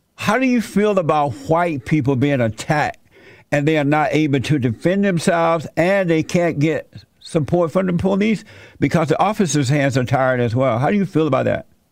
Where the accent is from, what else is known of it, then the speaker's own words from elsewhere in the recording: Alabama, United States; I grew up in Alabama under a plantation